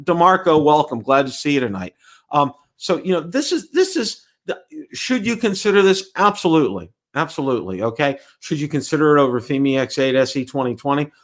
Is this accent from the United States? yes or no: yes; Pittsburgh, Pennsylvania, United States; now in Tampa, United States; I am from Pittsburgh.